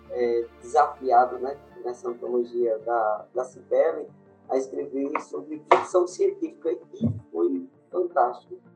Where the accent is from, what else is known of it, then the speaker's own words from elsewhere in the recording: interior of Rio Grande do Norte, Brazil; sou do interior do Rio Grande do Norte, cidadezinha pequena